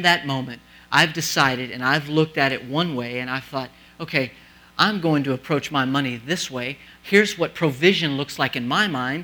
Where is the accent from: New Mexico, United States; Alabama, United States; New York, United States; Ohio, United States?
New Mexico, United States; moved away; I'm from the desert. I'm from New Mexico.